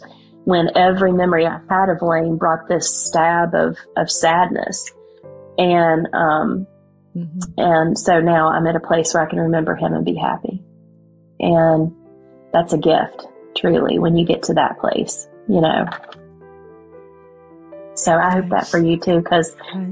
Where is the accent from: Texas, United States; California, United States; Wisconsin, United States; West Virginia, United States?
West Virginia, United States; accent: West Virginia; my West Virginia accent